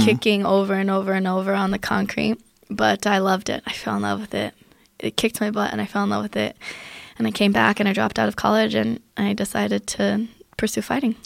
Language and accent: English; Aurora, Colorado, United States; also born or lived in Germany; I grew up in Aurora, Colorado